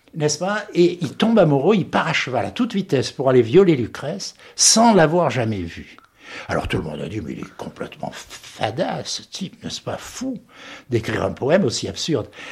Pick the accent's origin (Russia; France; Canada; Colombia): France; the Midi, southern France; accent: méridional; moved away as an adult; also born or lived in Paris; now in United States; J'avais un accent méridional à Paris, et j'ai un accent français, un anglais, parce que je suis arrivé trop tard, 25 ans, pour le perdre.